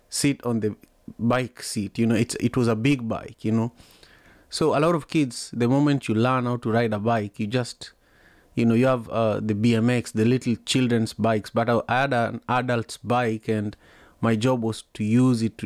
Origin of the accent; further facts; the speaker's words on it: Kisumu, Kisumu County, Kenya; I was born and raised in Kisumu, Kenya